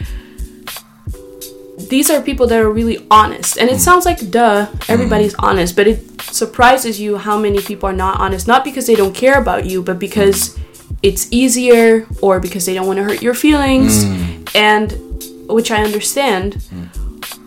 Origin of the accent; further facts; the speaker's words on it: Amsterdam, North Holland, Netherlands; I was born and raised in Amsterdam